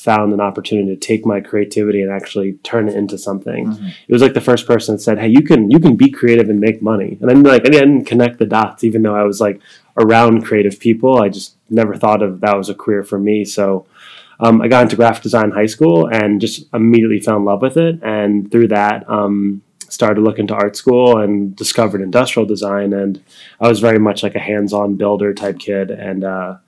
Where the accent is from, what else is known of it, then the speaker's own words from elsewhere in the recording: New York, United States; I am from New York originally